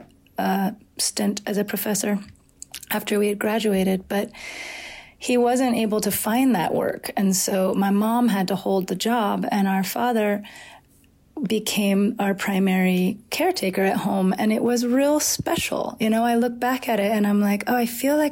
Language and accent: English; Atlanta, Georgia, United States; moved away as an adult; also born or lived in New Orleans / Asheville; back to Atlanta, to the house we were born and raised